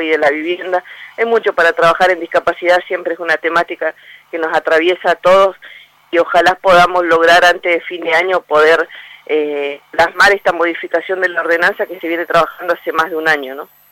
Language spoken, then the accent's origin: Spanish; Argentina; Como argentinos